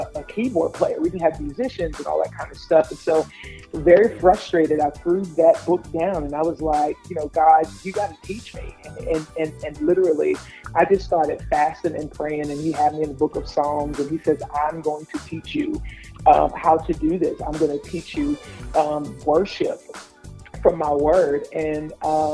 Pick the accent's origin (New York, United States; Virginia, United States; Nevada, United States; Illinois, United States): New York, United States; New York City; I'm originally from Brooklyn, New York.